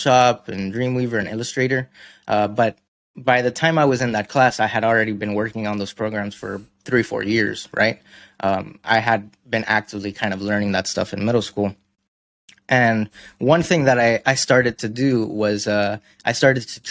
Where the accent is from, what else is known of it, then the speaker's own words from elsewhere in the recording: Miami, Florida, United States; where I come from, I'm from Miami. So we have a very big art scene